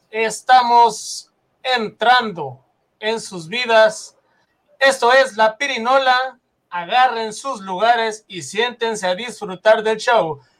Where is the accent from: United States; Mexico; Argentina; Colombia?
Mexico; conociéndonos como mexicanos que somos, que nos va a ir bien si, si, si llegásemos a gobernar nosotros mismos el país